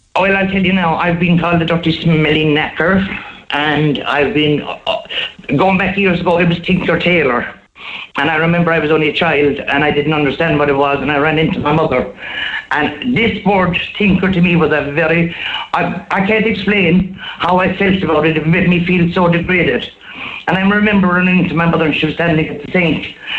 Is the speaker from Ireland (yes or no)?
yes; Killarney, Munster, Ireland; I'm from Killarney all my life